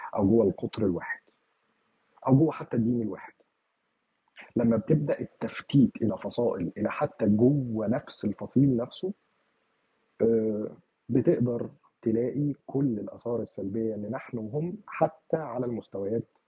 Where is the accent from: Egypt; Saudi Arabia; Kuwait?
Egypt; عندنا في مصر